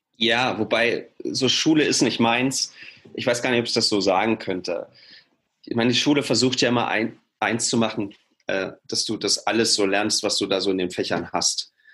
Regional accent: Halle, Saxony-Anhalt, Germany; moved away as an adult; now in Leipzig, Germany; ich komme aus Halle ursprünglich, bin da groß geworden

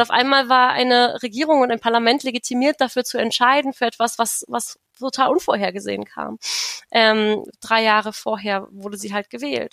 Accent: Königs Wusterhausen, Brandenburg, Germany; also born or lived in Berlin; Ich komme auch aus Brandenburg, aus Königs Wusterhausen. Da bin ich zur Schule gegangen.

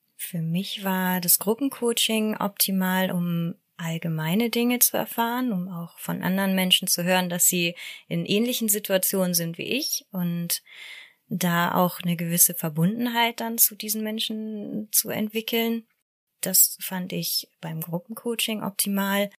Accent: Hamburg, Germany; Ich komme aus Hamburg.

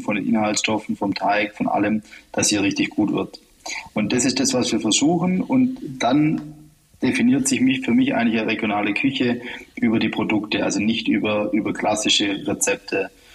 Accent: Heidenheim, Baden-Württemberg, Germany; mit der Alp, mit meiner Heimat

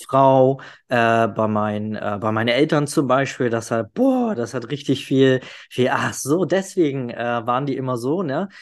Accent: the North, Northern Germany, Germany; ich komme ja aus dem Norden, da sagt man immer schnacken.

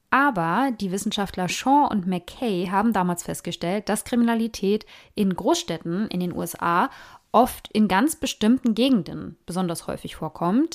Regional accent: Germany; bei uns in Deutschland

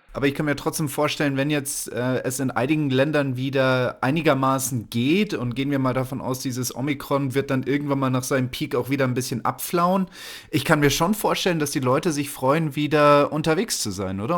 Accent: Germany; bei uns in Deutschland

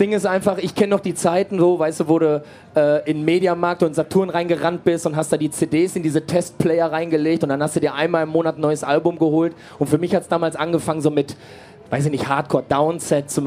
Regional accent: Castrop-Rauxel, North Rhine-Westphalia, Germany; wir kommen aus Castro Brauxel, das ist nicht groß genug, da haben wir eine, eine, so eine Europahalle

